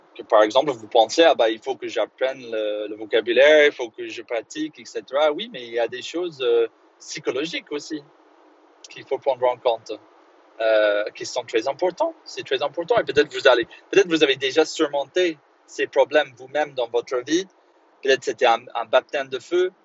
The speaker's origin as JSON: {"language": "French", "town": "Belfast", "region": "Northern Ireland", "country": "United Kingdom", "tie": "born or raised there", "second_language": "French", "moved": "yes", "said": "quand j'ai grandi à Belfast"}